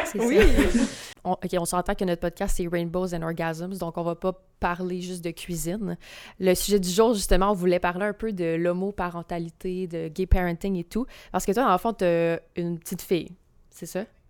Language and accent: French; Gaspésie, Quebec, Canada; je viens de la Gaspésie